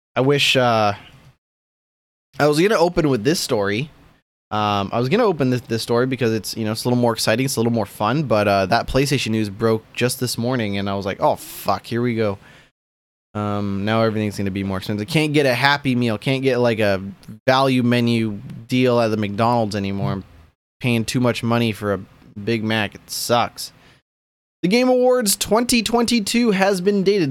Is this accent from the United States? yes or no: no; Canada; I'm a Canadian